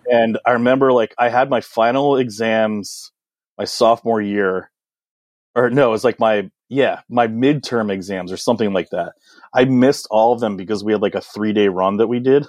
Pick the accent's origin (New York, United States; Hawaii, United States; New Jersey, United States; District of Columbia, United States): District of Columbia, United States; Washington; I grew up in Washington, D C. I was, I was born in D C proper, which is pretty rare.